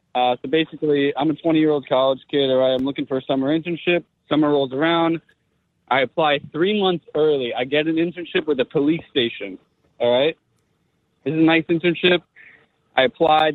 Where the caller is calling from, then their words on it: New Jersey, United States; I'm calling from uh, North Jersey.